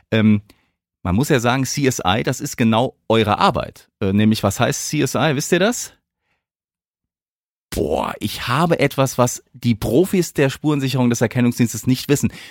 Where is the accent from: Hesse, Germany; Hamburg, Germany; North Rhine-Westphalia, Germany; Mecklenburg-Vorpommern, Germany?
Hesse, Germany; Äh, ich bin ja selbst aus dem Hause Südhessen, also Heimspiel heute für uns drei, ne?